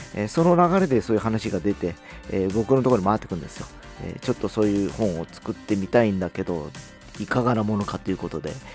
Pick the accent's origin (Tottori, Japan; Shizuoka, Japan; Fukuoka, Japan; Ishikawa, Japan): Fukuoka, Japan; 僕らは博多の、博多っ子で博多の会社